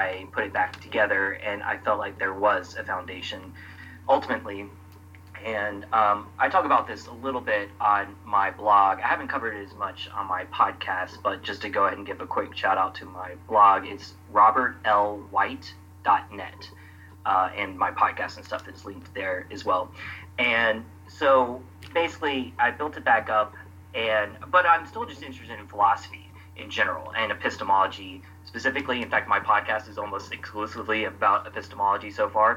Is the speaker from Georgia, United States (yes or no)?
yes; Atlanta, Georgia, United States; now in Brooklyn, New York, United States; I'm from Atlanta area, and I grew up a Christian